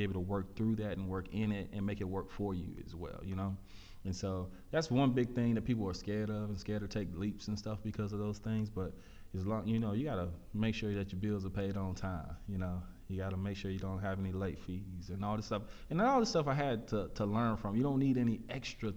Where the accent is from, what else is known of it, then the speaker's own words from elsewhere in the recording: Pearland, Texas, United States; also born or lived in Prairie View, Texas; I came from Pearland, which was a mixed bag of everything